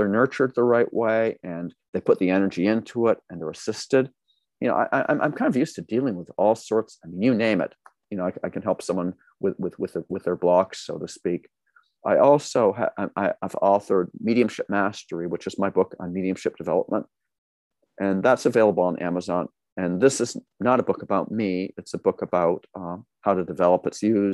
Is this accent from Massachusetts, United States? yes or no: yes; Massachusetts, United States; now in California, United States; I grew up in Massachusetts